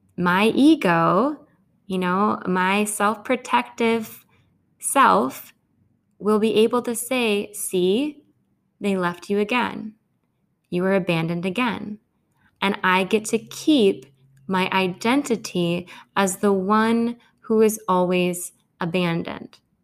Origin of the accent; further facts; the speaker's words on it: Grand Rapids, Michigan, United States; also born or lived in India; this was my first winter back in my hometown. My hometown tends to be a really sensitive place of undertow for me.